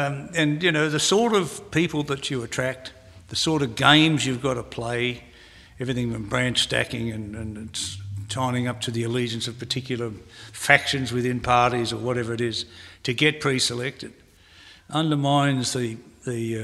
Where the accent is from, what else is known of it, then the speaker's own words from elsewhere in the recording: Australia; I'm also an Australian. So I'm an Australian first